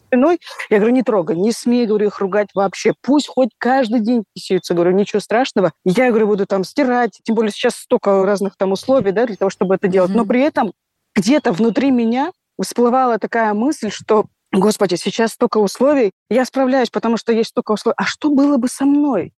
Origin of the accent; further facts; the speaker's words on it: Dagestan, Russia; Я родом из Дагестана.